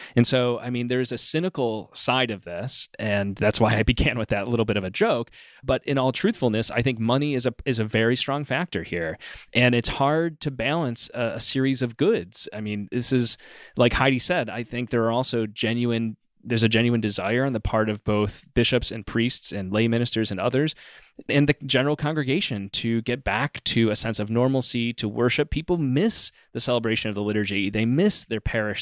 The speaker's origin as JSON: {"language": "English", "town": "Rochester", "region": "New York", "country": "United States", "tie": "born or raised there", "moved": "yes", "said": "closer to home where I grew up in Rochester, New York"}